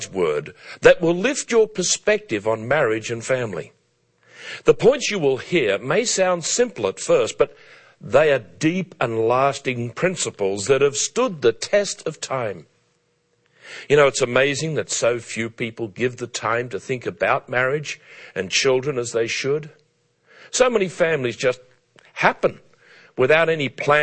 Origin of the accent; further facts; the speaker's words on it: Australia; as a boy growing up in Australia in the 1950s